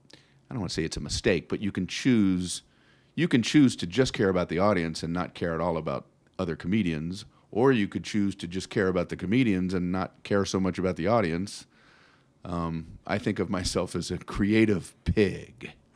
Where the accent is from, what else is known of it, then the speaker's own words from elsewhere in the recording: South Florida, United States; moved away as an adult; also born or lived in Tiffin, Ohio; now in Las Vegas, United States; I grew up in South Florida.